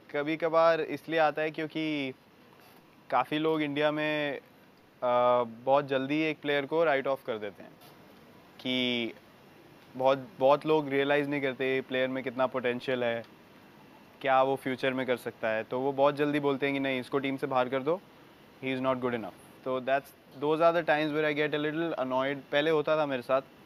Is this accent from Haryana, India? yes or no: no; Delhi, India; हम लोग same area से हैं दिल्ली में